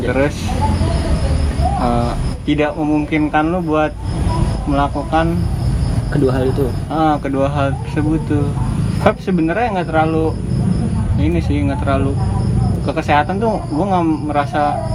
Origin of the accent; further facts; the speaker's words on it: Padang, West Sumatra, Indonesia; nih daerah gue Padang Padang Padang